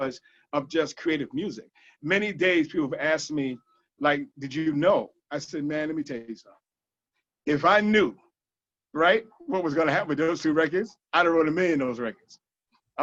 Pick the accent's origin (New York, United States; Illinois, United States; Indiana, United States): New York, United States; New York City; I'm from Brooklyn, born Brooklyn bred